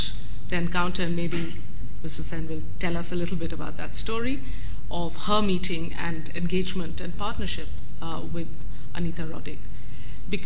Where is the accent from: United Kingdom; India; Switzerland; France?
India; moved away; I grew up in India